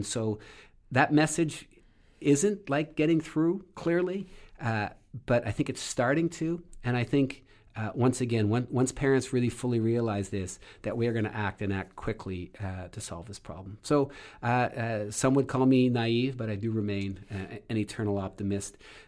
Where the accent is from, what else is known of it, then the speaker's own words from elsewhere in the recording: Canada; moved away as an adult; now in United States; And so, I'm also originally from Canada, came to this country to do my PhD research, and ended up staying.